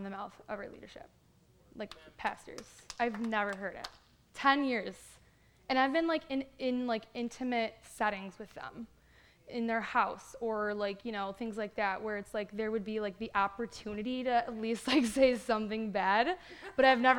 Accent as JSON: {"language": "English", "town": "Buffalo", "region": "New York", "country": "United States", "tie": "born or raised there", "moved": "as an adult", "lives_now": "Canada", "said": "I was raised in Buffalo"}